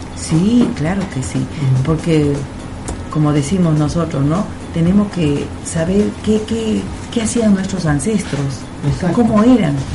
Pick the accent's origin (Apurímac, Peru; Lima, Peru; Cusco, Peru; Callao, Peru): Cusco, Peru; now in Argentina; Yo soy peruana